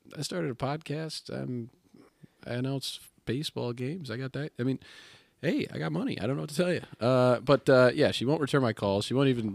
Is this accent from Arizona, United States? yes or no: no; Wisconsin, United States; now in Minnesota, United States; We're all from Wisconsin.